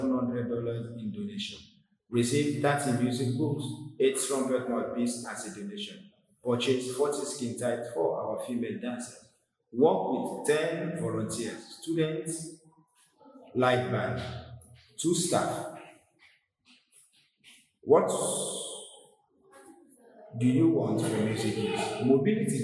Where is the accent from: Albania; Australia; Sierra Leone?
Sierra Leone; from Sierra Leone, West Africa.